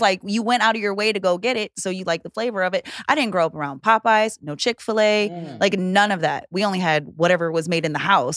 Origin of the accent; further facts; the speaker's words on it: California, United States; also born or lived in Hawaii; so was born in Hawaii, oh, grew up in like the middle of nowhere, California